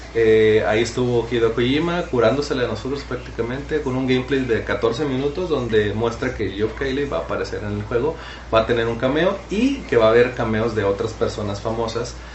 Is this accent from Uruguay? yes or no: no; Mexico